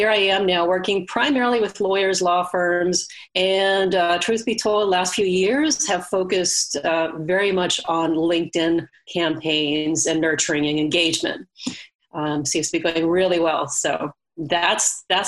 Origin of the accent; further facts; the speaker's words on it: Sweden; now in California, United States; I grew up in Sweden, to go way back. I moved over to California and decided to go to college here.